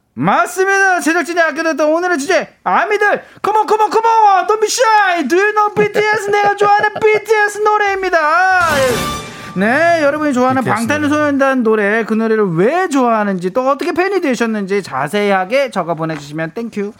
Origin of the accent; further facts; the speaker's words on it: South Korea; 한국에서 왔다